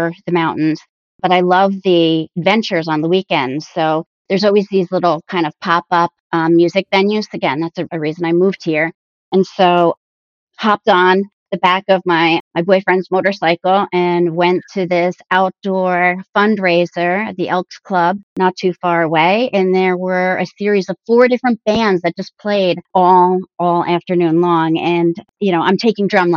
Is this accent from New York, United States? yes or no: no; New Jersey, United States; I've always born and raised in New Jersey